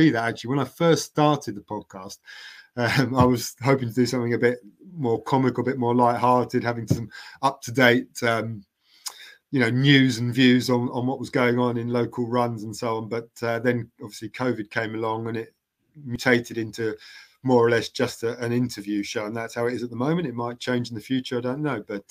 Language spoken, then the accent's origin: English; London, United Kingdom; now in Cambridge, United Kingdom; I've been in Cambridge for getting on for 35 years ago, but I'm not from Cambridge. I'm a South Londoner